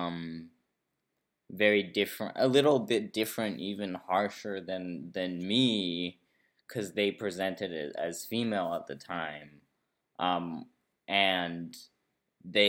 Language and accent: English; Brazil; also born or lived in San Francisco, United States; I was born in Brazil, but then I did live in San Francisco, from like a few months old till 9 years old